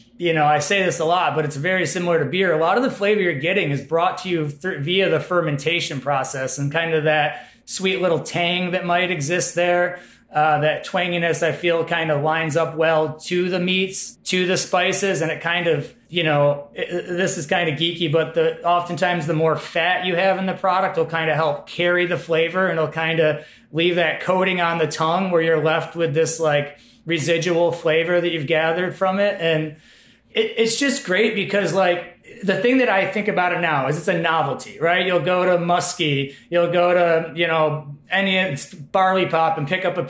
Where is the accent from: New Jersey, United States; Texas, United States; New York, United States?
New York, United States; Utica; also born or lived in Colorado; now in Madison, United States; I'm from the Utica area of New York